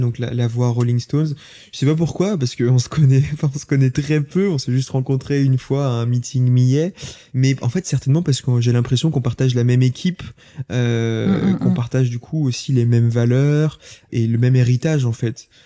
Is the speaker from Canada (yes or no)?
no; Lyon, Auvergne-Rhône-Alpes, France; also born or lived in Saint-Étienne; Toute ma famille est originaire de Saint-Étienne. Moi, je suis né à Lyon